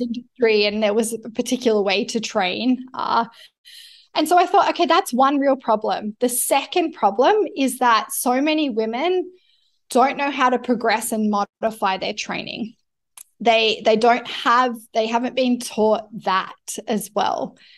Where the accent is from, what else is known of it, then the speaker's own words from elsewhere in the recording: Canberra, New South Wales, Australia; I was born in Canberra